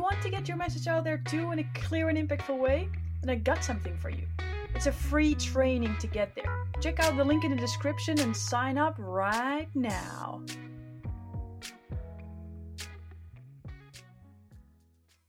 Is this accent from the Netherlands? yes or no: yes; Netherlands; moved away as an adult; also born or lived in Spain; I am from the Netherlands and I'm traveling as a digital nomad